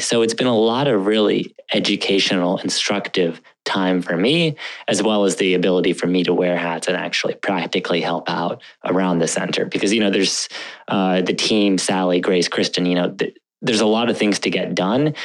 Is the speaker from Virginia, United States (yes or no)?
yes; Northern Virginia, United States; also born or lived in Bangor, Maine / Moscow, Russia; ever since then, I've been living in the great state of Virginia, um, more specifically Northern Virginia, and so. Uh, I went to, um, you know, middle high school there